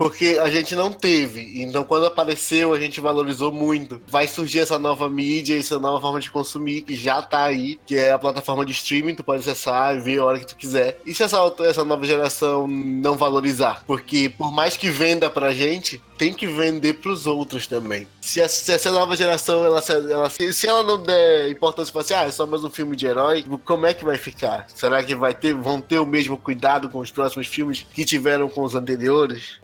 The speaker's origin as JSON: {"language": "Portuguese", "town": "Santarém", "region": "Pará", "country": "Brazil", "tie": "born or raised there", "said": "crescendo em Santarém"}